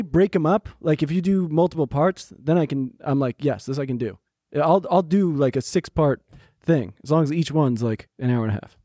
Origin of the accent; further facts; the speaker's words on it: New Jersey, United States; I grew up in New Jersey